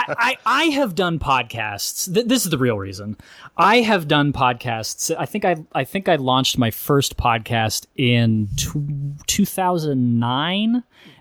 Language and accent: English; Northern California, United States; I was raised in NorCal